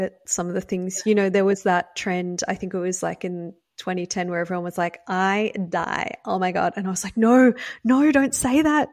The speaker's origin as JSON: {"language": "English", "country": "Australia", "tie": "born or raised there", "moved": "yes", "lives_now": "United States", "said": "I grew up in Australia, which is why I have an accent. I live in the US now."}